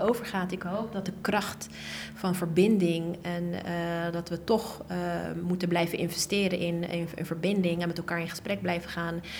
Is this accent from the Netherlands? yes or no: yes; The Hague, South Holland, Netherlands; Ik ben geboren en getogen in Den Haag.